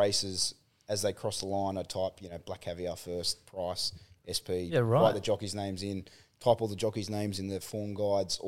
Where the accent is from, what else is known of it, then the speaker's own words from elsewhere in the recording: Sydney, New South Wales, Australia; moved away as an adult; also born or lived in Canberra; I grew up in Sydney, out near Hawkesbury, near Windsor Way